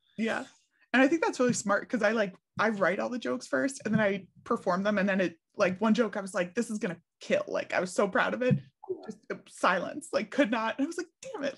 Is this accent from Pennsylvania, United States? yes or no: yes; Philadelphia, Pennsylvania, United States; how I was raised in Philly.